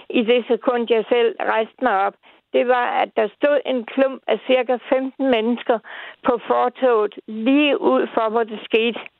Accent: Odense, Southern Denmark, Denmark; vi skal en 6 år tilbage til min fødeby Odense.

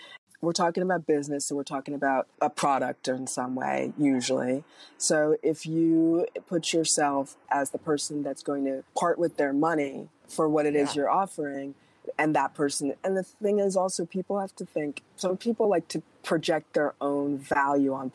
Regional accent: New York City, New York, United States; also born or lived in Berkshires; now in Los Angeles, United States; I grew up in Manhattan, and I live, you know, in Los Angeles

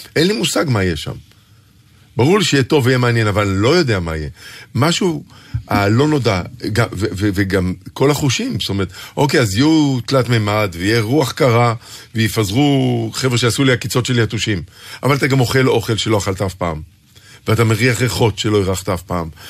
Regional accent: Tel Aviv, Tel Aviv District, Israel; also born or lived in Pardes Hanna; גדלתי בדיזינגוף, ליד הבימה

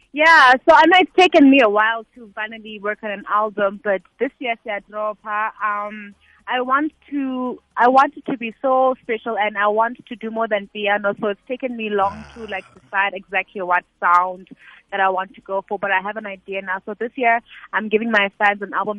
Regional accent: Eastern Cape, South Africa; I'm from the Eastern Cape.

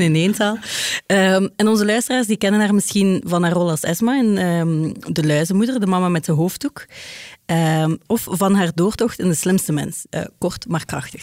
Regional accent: Ghent, Flanders, Belgium; ik ben van Gent

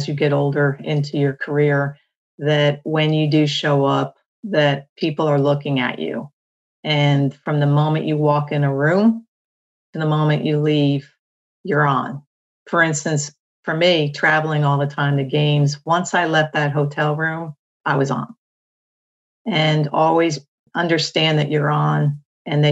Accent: New Jersey, United States; I'm from New Jersey.

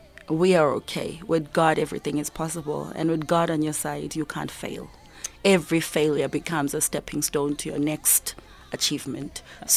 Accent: South Africa; I'm there as a South African artist to actually, you know, represent.

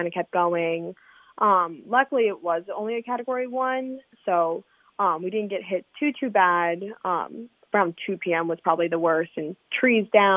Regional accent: Baltimore, Maryland, United States; now in Charleston, United States; I'm originally from Baltimore, Maryland

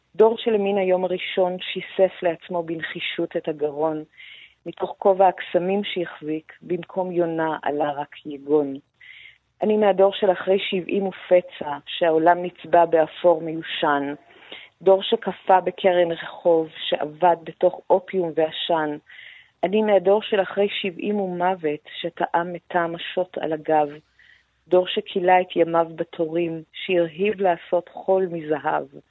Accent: Iran; now in Israel; כאני האיראנית.

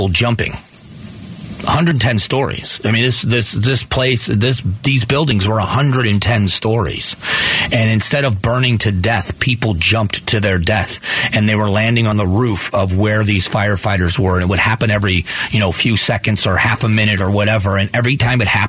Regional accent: United States; we are Americans

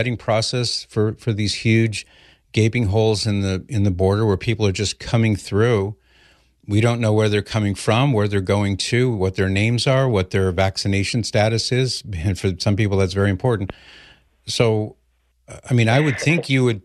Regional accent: Los Angeles, California, United States; I was born in Los Angeles in 1960

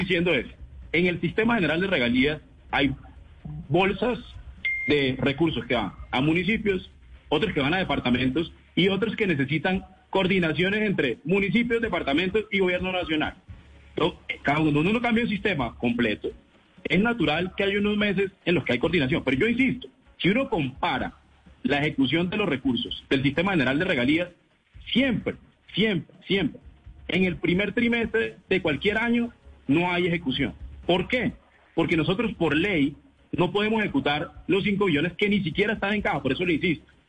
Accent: Cesar, Colombia; yo soy del César

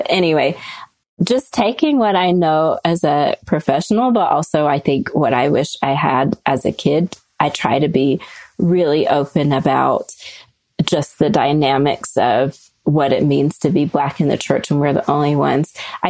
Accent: the South, United States; growing up in the South, you know the realities of racism most places.

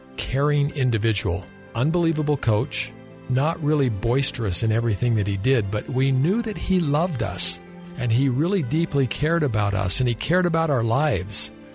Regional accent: Provo, Utah, United States; growing up in Provo, I went to every game

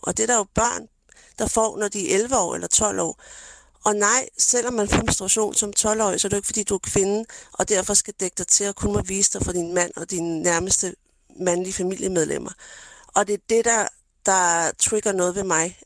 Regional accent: Denmark; jeg er jo født og opvokset i Danmark

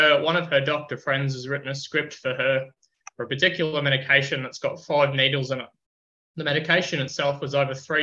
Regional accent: Queensland, Australia; welcomed as a Queenslander

